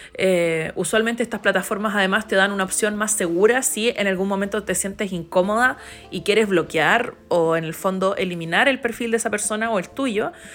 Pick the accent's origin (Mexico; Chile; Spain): Chile